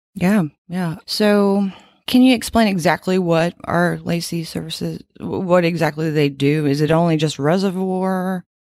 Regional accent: Louisiana, United States; moved away; also born or lived in Fort Worth, Texas; I'm from Louisiana

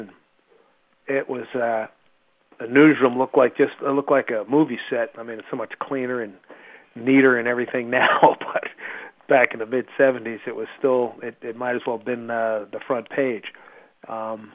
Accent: Philadelphia, Pennsylvania, United States; moved away as an adult; now in New York, United States; I grew up in Philly

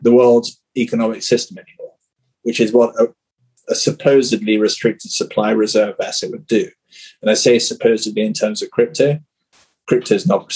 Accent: United Kingdom; now in Brazil; being British

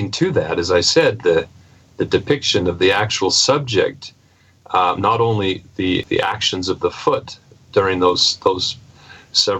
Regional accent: Pacific Northwest, United States; I grew up in the Pacific Northwest

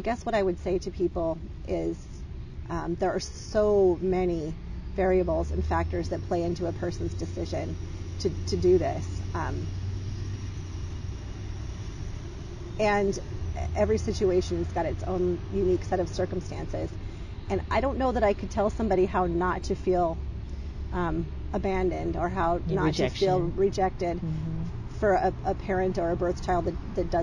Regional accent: Seattle, Washington, United States; now in Boise, United States; growing up in Seattle

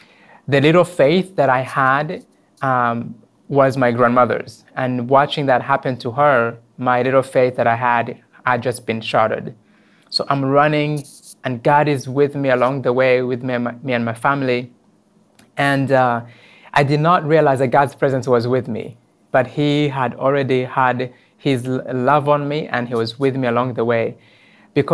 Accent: Rwanda; when I was a little boy, 7 years old, living in an orphanage in Rwanda.

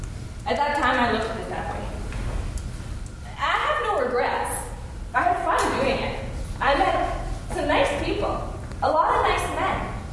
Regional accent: Winnipeg, Manitoba, Canada; I'm from Winnipeg, Manitoba. Yeah, I came here for work.

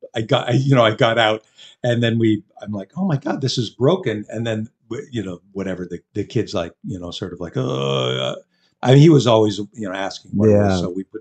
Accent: Canada; being Canadian

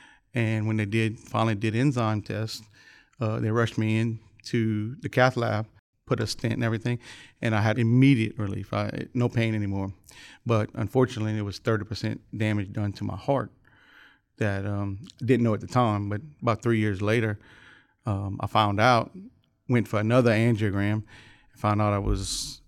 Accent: Youngsville, Louisiana, United States; Lafayette, Youngsville, Louisiana.

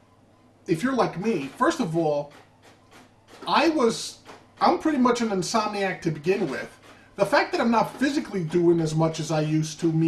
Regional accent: New York City, New York, United States; I'm from the Bronx

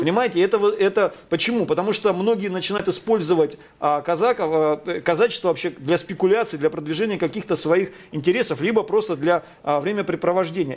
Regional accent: Taganrog, Rostov Oblast, Russia; я родился и вырос просто на Дону, в Ростовской области, в городе Таганроге

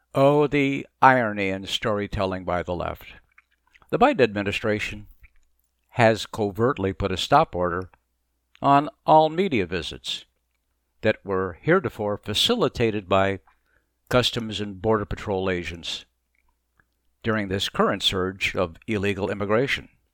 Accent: Mesa, Arizona, United States; moved away as an adult; also born or lived in Boston, Massachusetts; now in Florida, United States; I grew up in Mesa, Arizona

